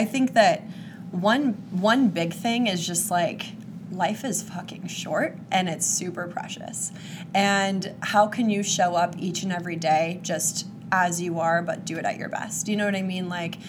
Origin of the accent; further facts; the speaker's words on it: Kansas, United States; I'm from Kansas.